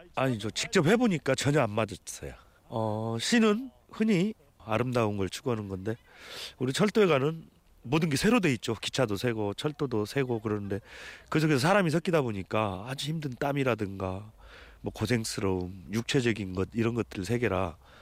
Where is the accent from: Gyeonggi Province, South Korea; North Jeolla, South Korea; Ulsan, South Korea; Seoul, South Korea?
North Jeolla, South Korea; Jeongeup; 제가 고향이 전북 정읍이거든요